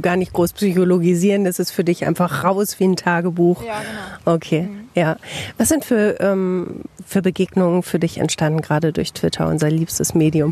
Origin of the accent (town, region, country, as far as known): Bielefeld, North Rhine-Westphalia, Germany